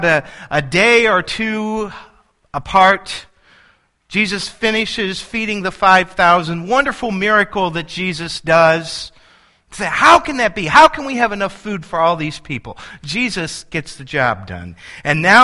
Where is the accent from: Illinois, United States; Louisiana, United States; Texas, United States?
Illinois, United States; El Paso; I grew up in El Paso, Illinois, and El Paso has a population of 2,700